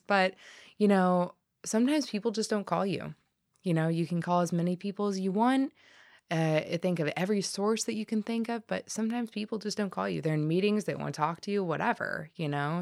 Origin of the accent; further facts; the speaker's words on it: Colorado, United States; moved away as an adult; also born or lived in Humboldt County, California; now in Humboldt, United States; Home in Colorado